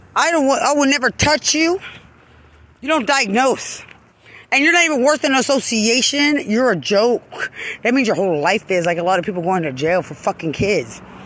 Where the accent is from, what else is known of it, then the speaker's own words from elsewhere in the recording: Lubbock, Texas, United States; I'm from Lubbock